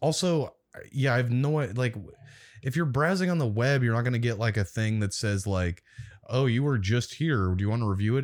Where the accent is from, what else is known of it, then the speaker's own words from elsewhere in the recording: Omaha, Nebraska, United States; I'm from Omaha, Nebraska